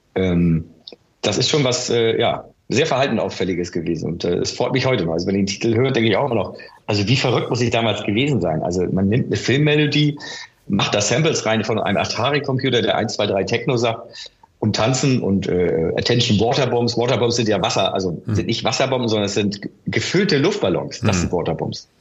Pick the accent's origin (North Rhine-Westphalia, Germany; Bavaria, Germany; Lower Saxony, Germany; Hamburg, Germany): Hamburg, Germany; Ich bin in Hamburg-Wilhelmsburg aufgewachsen